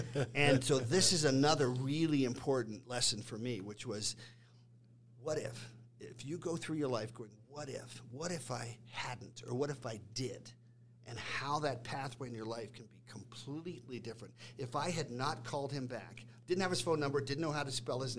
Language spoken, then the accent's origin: English; Washington, District of Columbia, United States; And that's my hometown.